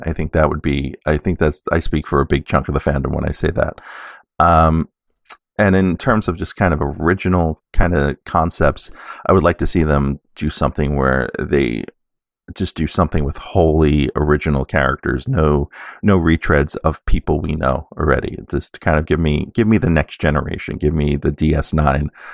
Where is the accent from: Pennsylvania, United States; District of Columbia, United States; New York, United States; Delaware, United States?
New York, United States; New York City; I grew up in New York City